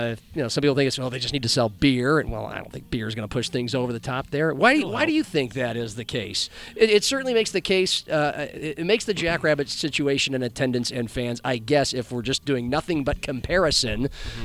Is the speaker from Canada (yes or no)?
no; Omaha, Nebraska, United States; moved away as an adult; now in Sioux Falls, United States; growing up in Omaha, Nebraska